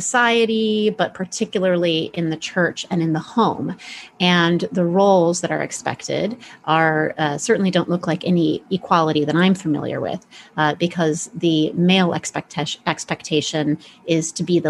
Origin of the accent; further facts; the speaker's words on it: Midwest, United States; moved away; I grew up in the Midwest for the first, you know, several years of my life.